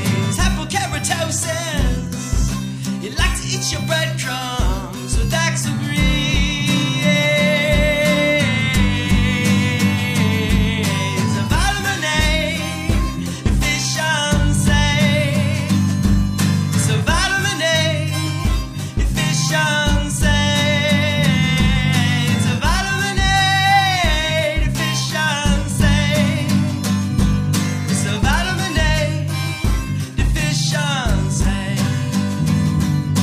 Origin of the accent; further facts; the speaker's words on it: Las Vegas, Nevada, United States; I'm from Las Vegas, Nevada